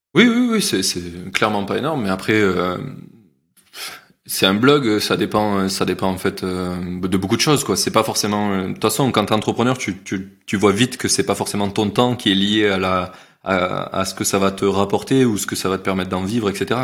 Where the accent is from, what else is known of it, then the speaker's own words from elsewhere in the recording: Carcassonne, Occitania, France; je viens de Carcassonne